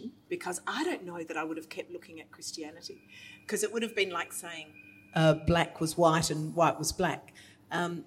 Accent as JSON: {"language": "English", "country": "Australia", "said": "as Australian women"}